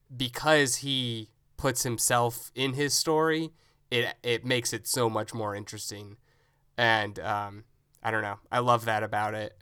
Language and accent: English; Tennessee, United States; growing up in Tennessee